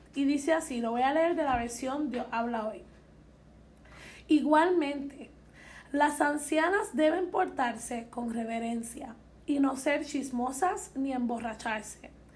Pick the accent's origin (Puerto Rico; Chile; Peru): Puerto Rico; somos jóvenes de Puerto Rico